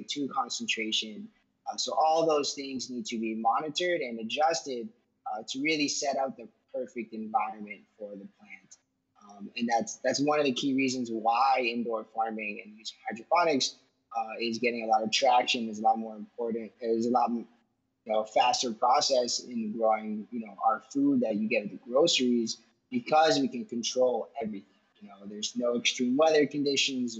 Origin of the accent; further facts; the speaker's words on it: Miami, Florida, United States; also born or lived in Pittsburgh; I was born and raised in Miami, Florida